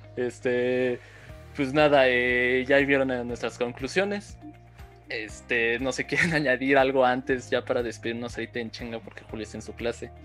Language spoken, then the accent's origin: Spanish; Mexico; nosotros como mexicanos